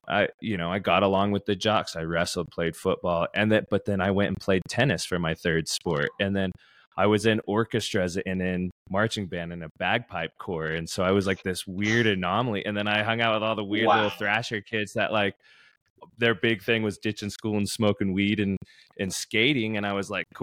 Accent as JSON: {"language": "English", "region": "Utah", "country": "United States", "said": "I'm from Utah"}